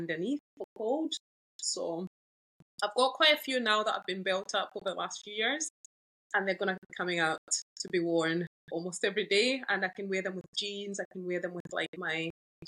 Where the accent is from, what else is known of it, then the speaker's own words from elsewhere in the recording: Zambia; moved away as an adult; I was raised up in Zambia. Yeah, so I moved here when I was 17